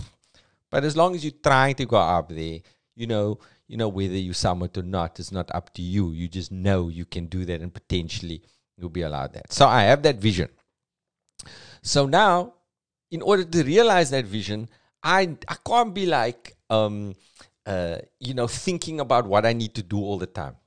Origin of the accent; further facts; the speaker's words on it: Cape Town, Western Cape, South Africa; accent: Cape Townian; It's a very Cape Townian thing because we got like a flatness to our accent